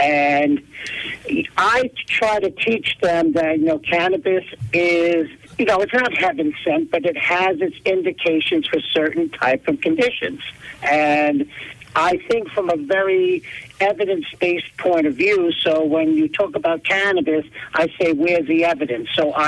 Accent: East Stroudsburg, Pennsylvania, United States; I'm actually from East Stroudsburg.

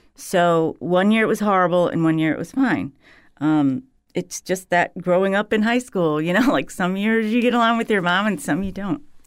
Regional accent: Huron, Ohio, United States; moved away; I grew up in Huron, Ohio, on the South Shore of Lake Erie

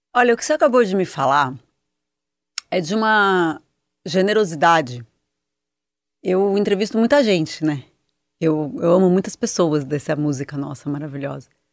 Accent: São Paulo, Brazil; eu, que sou daqui de São Paulo

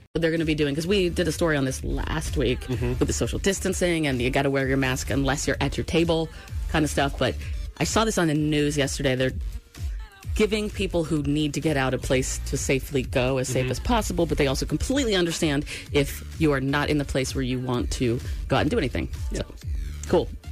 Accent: Maine, United States; moved away; also born or lived in Washington State / Seattle / Georgia; I'm from Maine

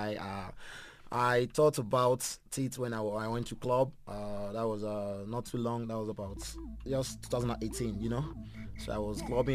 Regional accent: Benin City, Edo, Nigeria; moved away as an adult; now in South Africa; I was born in Benincity. I grew up there

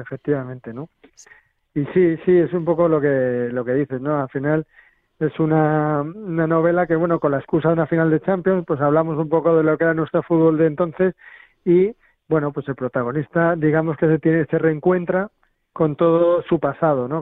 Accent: Madrid, Community of Madrid, Spain; yo también soy de Arganzuela, eh, más o menos de esa quinta

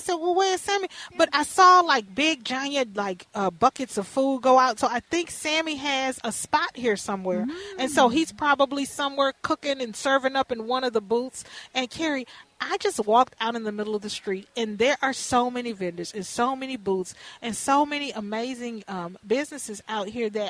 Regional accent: Houston, Texas, United States; now in Minneapolis, United States; when I was a little girl growing up in Fifth Ward in Houston

